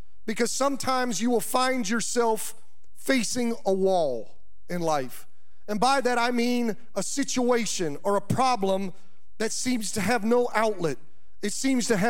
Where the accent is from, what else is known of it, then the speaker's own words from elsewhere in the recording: Kansas, United States; moved away; I was born in Kansas